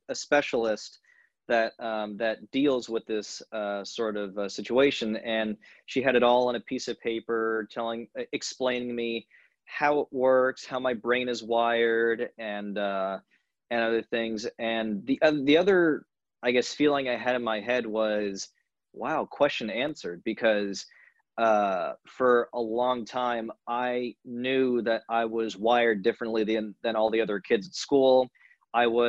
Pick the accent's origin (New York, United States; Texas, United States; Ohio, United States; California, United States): California, United States; Long Beach; moved away; I'm born and raised in Long Beach, California